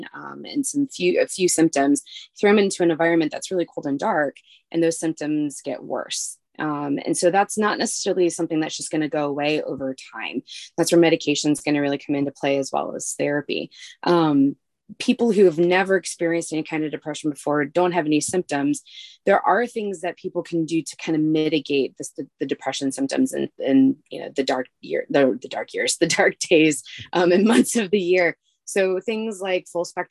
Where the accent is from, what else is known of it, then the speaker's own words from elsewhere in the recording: Midwest, United States; now in Alaska, United States; I'm from the Midwest